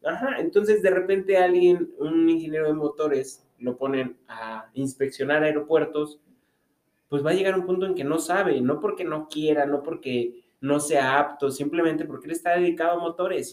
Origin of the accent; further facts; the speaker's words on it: Mexico; algo que nos distingue como mexicanos